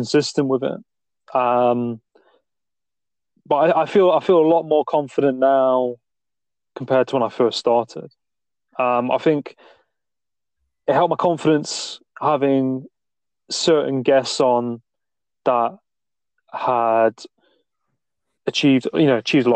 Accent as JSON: {"language": "English", "town": "Nottingham", "region": "East Midlands", "country": "United Kingdom", "accent": "Midlands", "said": "I'm from Nottingham, not too far from Stoke-on-Trent"}